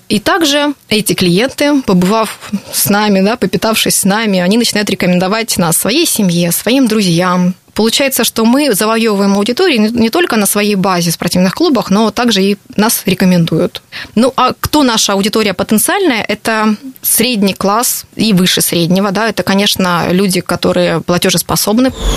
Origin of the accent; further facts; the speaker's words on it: Rostov-on-Don, Rostov Oblast, Russia; moved away as an adult; also born or lived in Moscow / London; now in Rostov-on-Don, Russia; 10 лет прожив в Москве, я задумалась о том, что я хочу в родном городе открыть что-то